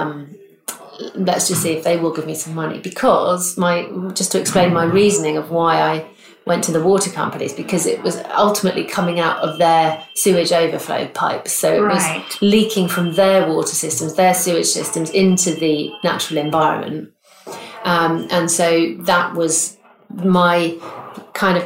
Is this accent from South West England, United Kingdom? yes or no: yes; Bristol, South West England, United Kingdom; here in my hometown of Bristol